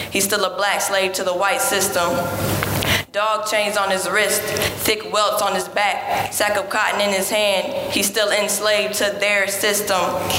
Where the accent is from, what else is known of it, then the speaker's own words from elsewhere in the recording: Goldsboro, North Carolina, United States; Goldsboro. Near Raleigh.